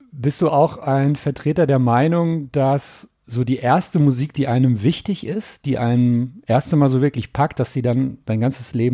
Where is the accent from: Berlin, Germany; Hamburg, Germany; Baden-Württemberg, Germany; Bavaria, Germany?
Bavaria, Germany; Bamberg; accent: Franconian; now in Aachen, Germany; In Bamberg, da in kommst Bamberg, du ja. Wo ich aufgewachsen bin. Man hört ja auch dass, das ich, ich hoffe, ich blamier mich jetzt nicht, das Fränkische.